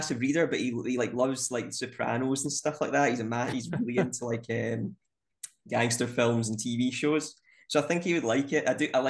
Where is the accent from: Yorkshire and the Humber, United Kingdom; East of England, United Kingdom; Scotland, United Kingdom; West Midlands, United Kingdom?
Scotland, United Kingdom; East Kilbride; I'm from East Kilbride, and so is Ali McCoist.